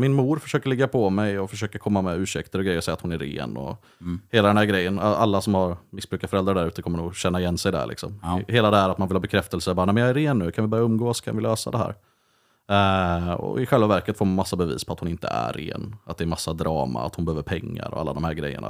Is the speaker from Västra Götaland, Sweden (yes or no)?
yes; Vänersborg, Västra Götaland, Sweden; also born or lived in Uddevalla; hamnade jag i Vänersborg av alla platser